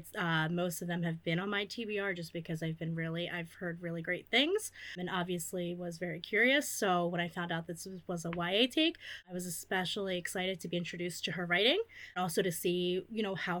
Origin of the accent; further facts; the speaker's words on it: Philadelphia, Pennsylvania, United States; Okay, this is … I am from Philly.